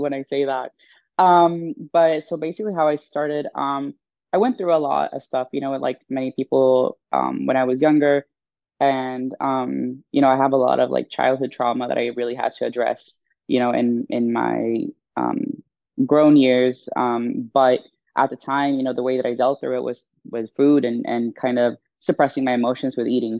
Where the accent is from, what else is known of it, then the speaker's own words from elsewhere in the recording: Stockholm, Stockholm County, Sweden; moved away as an adult; now in United States; I was born and raised in Stockholm, Sweden